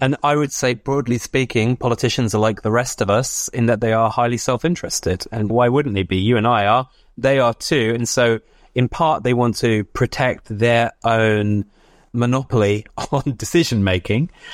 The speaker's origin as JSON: {"language": "English", "town": "Oxford", "region": "South East England", "country": "United Kingdom", "tie": "born or raised there", "also_born_or_lived": "United States", "moved": "yes", "said": "my hometown of, of Oxford"}